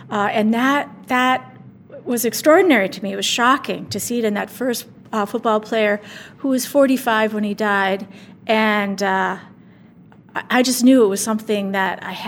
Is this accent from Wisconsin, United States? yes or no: yes; Appleton, Wisconsin, United States; I grew up in Appleton